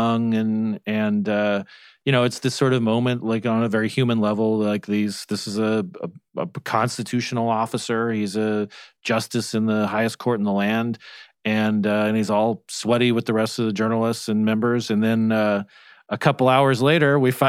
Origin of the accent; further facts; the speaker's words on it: Arizona, United States; moved away; my home state of Arizona